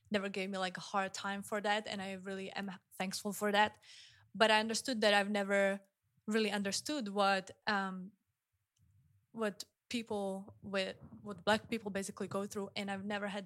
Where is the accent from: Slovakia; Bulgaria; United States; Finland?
Slovakia; I'm from Slovakia, which is um, as wide as it can get, probably, the country.